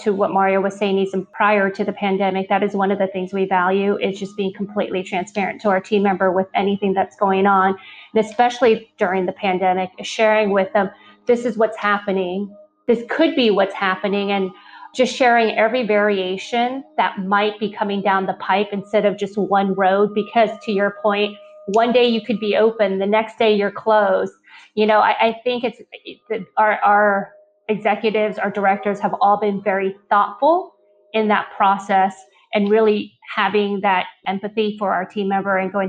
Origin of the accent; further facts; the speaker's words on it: Lafayette, California, United States; moved away as an adult; also born or lived in Taiwan / Moraga, California / San Diego, California; now in Los Angeles, United States; we immigrated over to Northern California in a little town called Moraga in the East Bay. We moved eventually to the town next to us called Lafayette, and grew up in NorCal